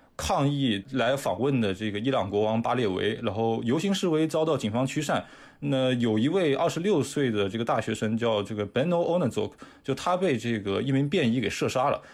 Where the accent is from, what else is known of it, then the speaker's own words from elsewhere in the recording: China; 我们中国人经常会谴责这个日本右翼甚至是政府对这个历史罪行反思的不到位